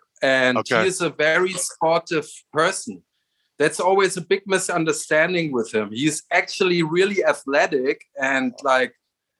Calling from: Berlin, Germany; I'm coming from Berlin, Germany. I'm on a heat wave in Berlin right now.

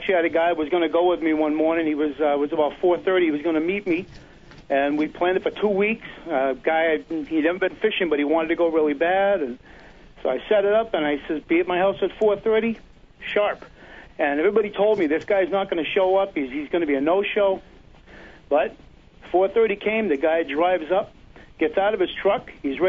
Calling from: Massachusetts, United States; Hey, it's … from Massachusetts.

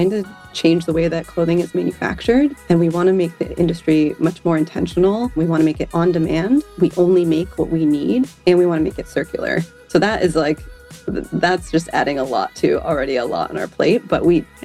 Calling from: San Francisco, California, United States; I am calling from San Francisco today.

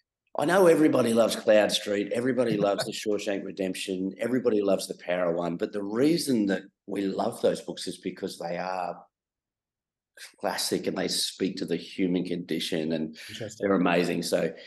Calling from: Melbourne, Victoria, Australia; Well, we're based here in Melbourne.

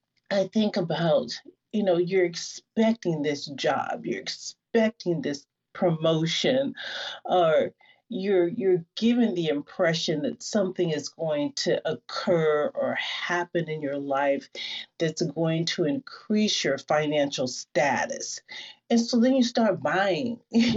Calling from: Seattle, Washington, United States; Seattle. I'm coming from Seattle

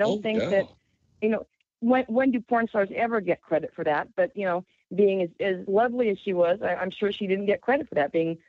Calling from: Syracuse, New York, United States; Hi, James. … in Syracuse.

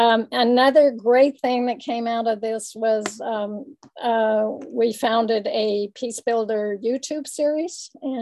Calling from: Berkeley, California, United States; I'm calling in from Ohlone Land, which also includes Berkeley, California.

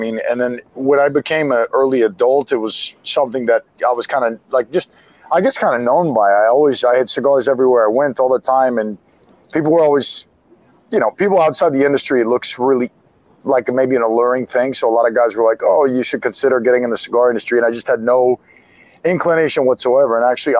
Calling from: Minnesota, United States; That's a warm winter in Minnesota, huh?

